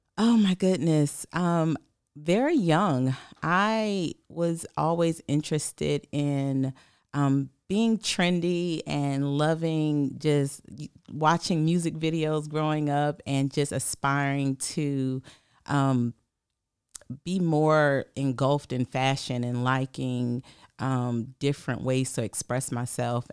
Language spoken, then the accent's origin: English; St. Matthews, South Carolina, United States; moved away as an adult; also born or lived in Rock Hill, South Carolina; now in Columbia, United States; I'm originally from Saint Matthew, so that's about forty minutes away from here